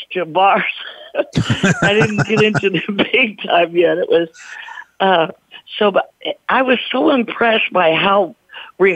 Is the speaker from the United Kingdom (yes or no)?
no; East St. Louis, Illinois, United States; I'm from East St. Louis, where we have horns and Hammond B3 organs